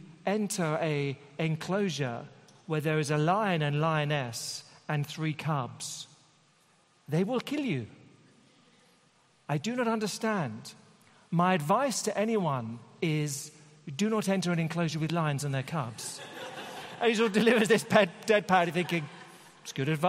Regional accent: United Kingdom; being a Brit

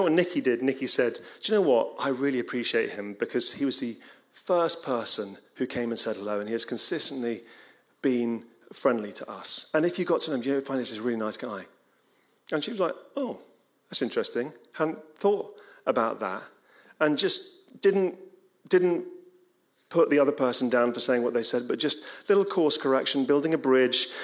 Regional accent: England, United Kingdom; We're English

